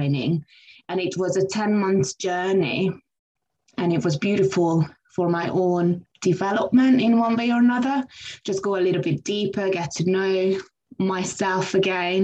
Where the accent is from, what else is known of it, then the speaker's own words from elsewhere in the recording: Hungary; now in London, United Kingdom; So I came to London in 2004. I'm originally from Hungary.